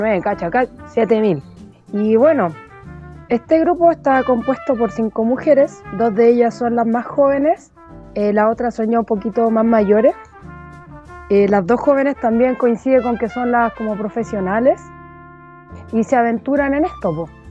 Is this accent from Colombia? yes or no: no; Chile